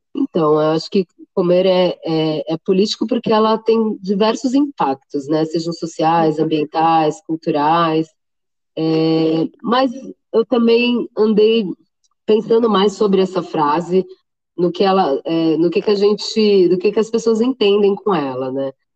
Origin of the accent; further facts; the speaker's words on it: Santos, São Paulo, Brazil; moved away as an adult; now in São Paulo, Brazil; eu sou de Santos, né? Na época eu morava ah. em tá. Santos ainda, hoje eu estou em São Paulo.